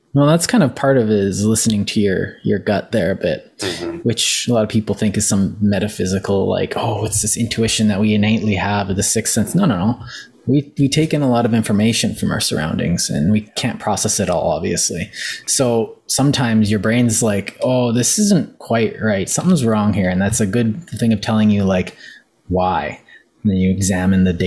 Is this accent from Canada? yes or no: yes; Canada; I'm Canadian